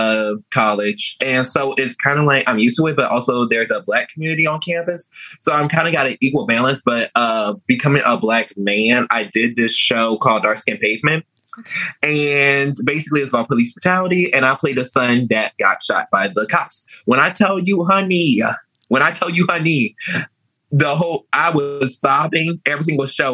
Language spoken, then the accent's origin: English; Louisiana, United States; also born or lived in New Orleans / Metairie / Kenner; I was raised in Louisiana.